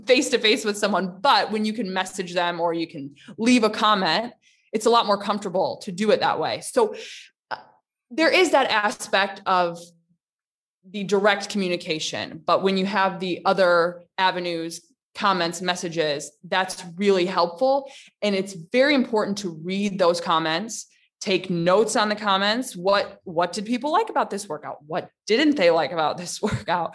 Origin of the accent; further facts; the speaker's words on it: Michigan, United States; moved away as an adult; also born or lived in Virginia / Tennessee / Riyadh, Saudi Arabia; now in Dubai, United Arab Emirates; I'm from Michigan.